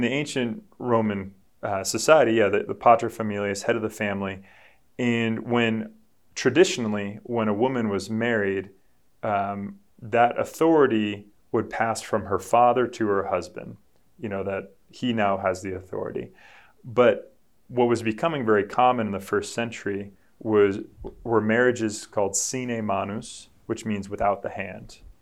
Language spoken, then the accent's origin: English; New England, United States; I'm from New England. We're Patriots fans up here